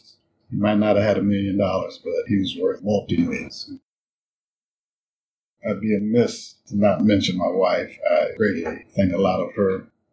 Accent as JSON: {"language": "English", "town": "Des Moines", "region": "Iowa", "country": "United States", "tie": "born or raised there", "said": "I went to Byrd Elementary School, to Callanan Junior High, to North Des Moines High School"}